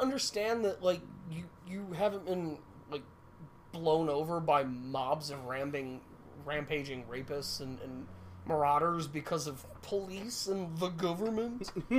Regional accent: United States; I'm American.

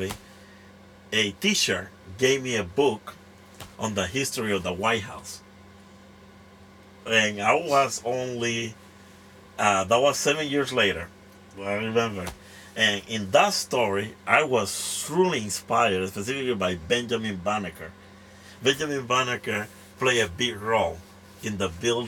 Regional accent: La Ceiba, Atlántida, Honduras; English is a second language; also born or lived in Tegucigalpa, Honduras; now in United States; I grew up in, was born and raised in La Ceiba, Honduras.

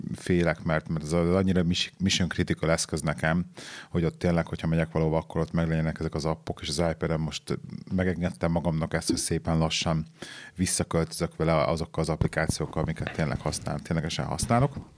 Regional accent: Hungary; moved away; also born or lived in England; Amióta hazaköltöztünk Angliából, nekem azóta um, problémát okoz az, hogy két világ között élek.

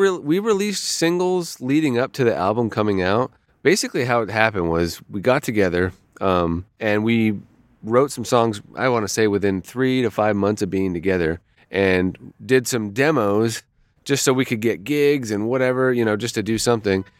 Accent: Toronto, Ontario, Canada; moved away as an adult; also born or lived in Los Angeles; I grew up in Toronto, uh, in Ontario, in Canada.

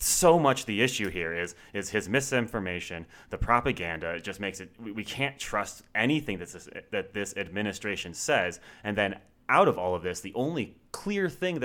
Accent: Pennsylvania, United States; moved away as an adult; now in Colorado, United States; I grew up in Pennsylvania, and voting in Pennsylvania is difficult

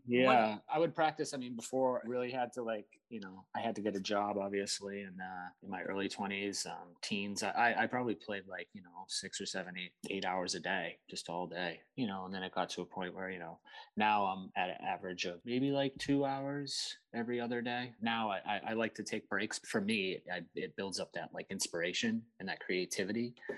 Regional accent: Seabrook, New Hampshire, United States; I grew up in New Hampshire, small town called Seabrook

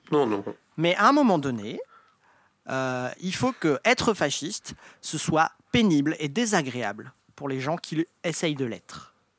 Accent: Brittany, France; je suis breton

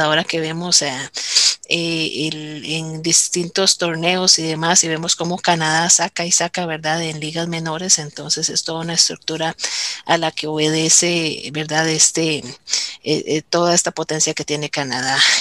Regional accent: Heredia, Costa Rica; yo también soy de Heredia

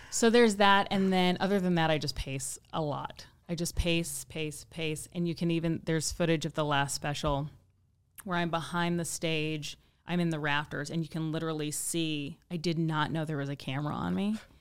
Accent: Midwest, United States; moved away as an adult; also born or lived in Kansas City; now in Los Angeles, United States; I'm from the Midwest

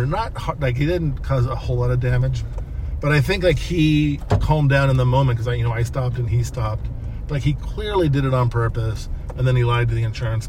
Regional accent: California, United States; I grew up in California in the desert where we could shoot guns in the desert and up in Big Bear in the mountains.

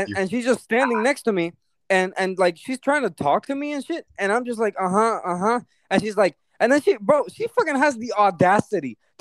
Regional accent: Cuba; moved away

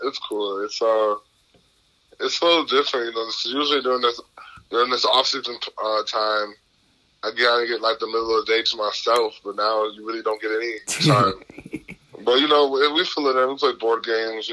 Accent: Milwaukee, Wisconsin, United States; I'm from Milwaukee, so, you know, I grew up a Packer fan

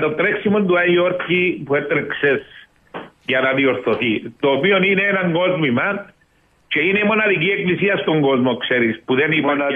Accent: Genagra, South Aegean, Greece; Εγώ κατάγομαι από τα Γέναγρα

